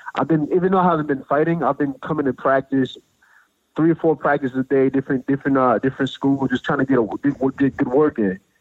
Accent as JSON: {"language": "English", "region": "New Jersey", "country": "United States", "tie": "born or raised there", "also_born_or_lived": "Washington, D.C. area / Maryland", "moved": "as an adult", "lives_now": "Tennessee, United States", "said": "I, I grew up in New Jersey"}